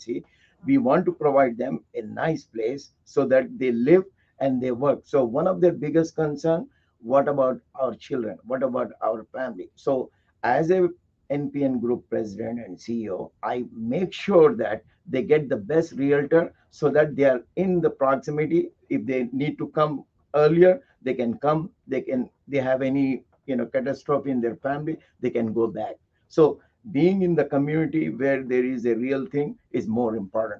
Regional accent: India; now in United States; Okay, so basically I'm from India. I came 30 years ago to the United States.

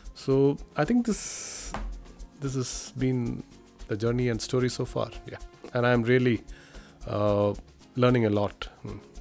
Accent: India; moved away as an adult; now in Washington, United States; I am an Indian Police Service officer

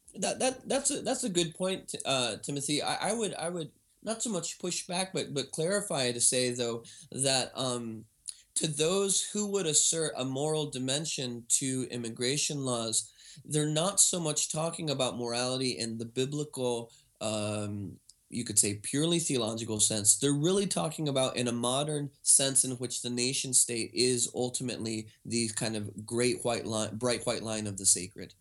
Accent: United States; now in Vancouver, Canada; I'm actually an American citizen

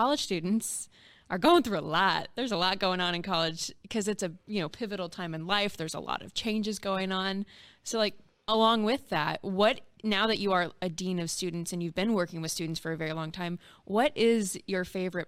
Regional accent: Oklahoma, United States; moved away as an adult; now in Ohio, United States; I'm from Oklahoma. I went to school in Ohio.

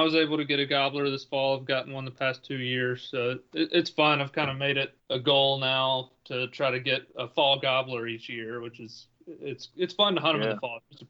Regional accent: Tennessee, United States; I'm from Tennessee. I live in West Tennessee.

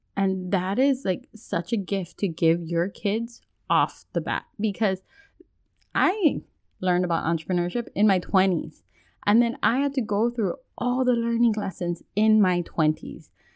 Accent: Hawaii, United States; now in mainland United States; as a Hawaiian, moving from Hawaii to the mainland

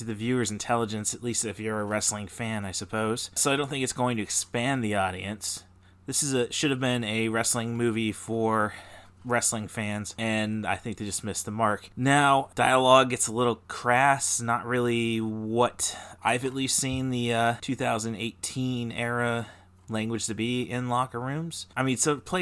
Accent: Peoria, Illinois, United States; as kids growing up in the Peoria area

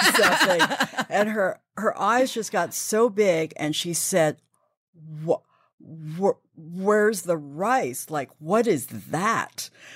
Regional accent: San Francisco, California, United States; moved away as an adult; now in New York, United States; I was born and raised in San Francisco, grew up in a very traditional Chinese family

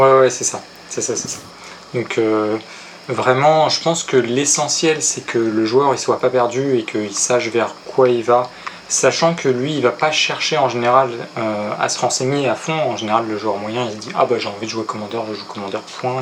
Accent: Paris, Île-de-France, France; moved away; also born or lived in Mont-de-Marsan; je suis parisien d'origine

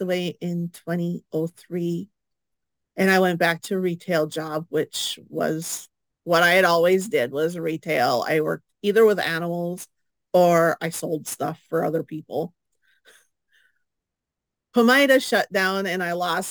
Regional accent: International Falls, Minnesota, United States; moved away as an adult; also born or lived in Bemidji area, Minnesota; I am originally from International Falls, and I moved down here with my son and my mom to live with my sister

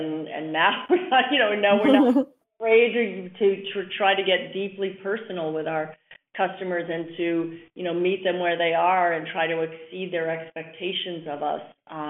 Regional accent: New York City, New York, United States; I came from New York City. I go back there all the time.

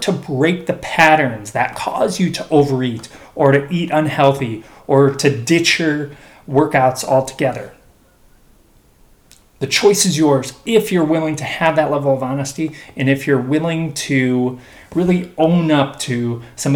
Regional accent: Chicago, Illinois, United States; growing up in Chicago

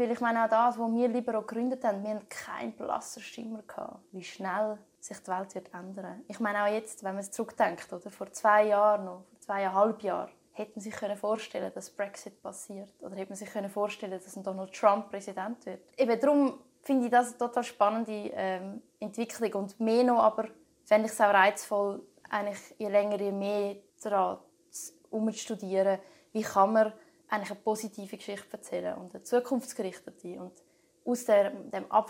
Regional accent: Niederhasli, Zurich, Switzerland; sie war auch Gemeinderätin in dieser Gemeinde ähm, in Niederhasli, wo ich aufgewachsen bin.

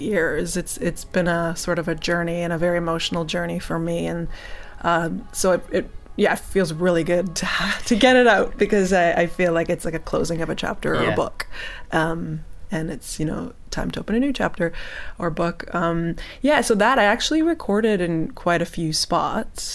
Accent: Hamilton, Ontario, Canada; moved away; my hometown, Hamilton, in Canada

